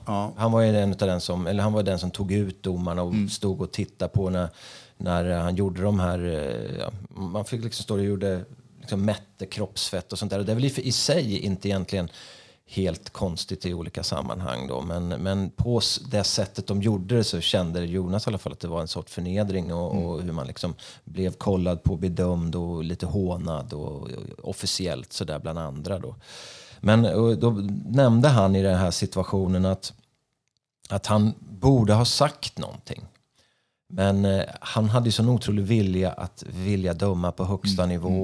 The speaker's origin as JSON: {"language": "Swedish", "country": "Sweden", "said": "jag är ju svensk själv."}